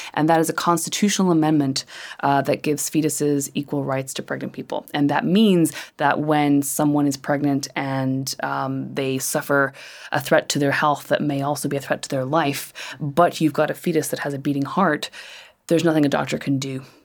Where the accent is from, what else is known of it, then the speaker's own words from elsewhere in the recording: Northern Ireland, United Kingdom; I grew up in Northern Ireland